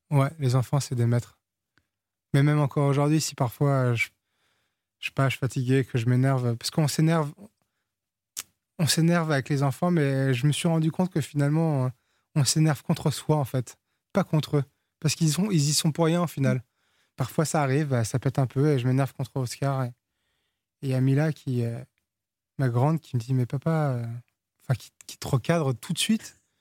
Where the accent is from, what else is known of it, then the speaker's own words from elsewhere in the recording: France; first language Portuguese; French is a second language; also born or lived in Portugal; nous on a quitté le Portugal, j'avais trois ans, moi je parlais pas français, je, je suis né en France, mais mes premiers mots c'était en portugais